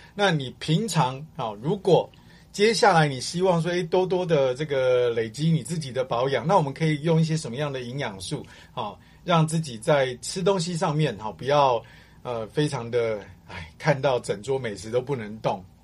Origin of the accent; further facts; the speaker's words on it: Guangdong, China; 我广东人嘛